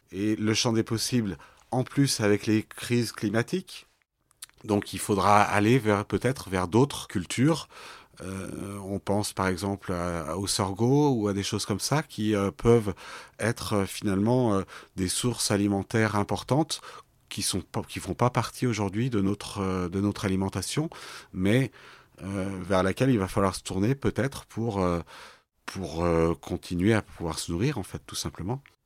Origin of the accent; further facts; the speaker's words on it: Lyon, Auvergne-Rhône-Alpes, France; J'ai grandi à la Croix-Rousse, à Lyon